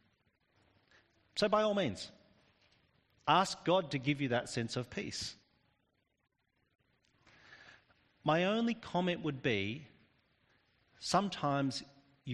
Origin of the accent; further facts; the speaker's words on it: Australia; I'm actually Australian. We Australians, with our convict heritage